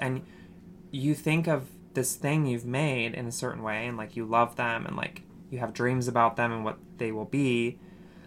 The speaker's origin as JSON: {"language": "English", "town": "Logan", "region": "Utah", "country": "United States", "tie": "born or raised there", "said": "I went to college in my hometown at Utah State University"}